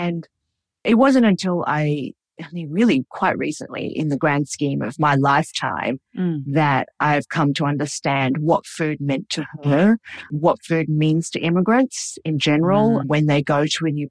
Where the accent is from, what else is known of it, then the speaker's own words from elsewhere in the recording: Sydney, New South Wales, Australia; I was born in Sydney. So I grew up in a very traditional household, very, very traditionally Cantonese. We spoke Cantonese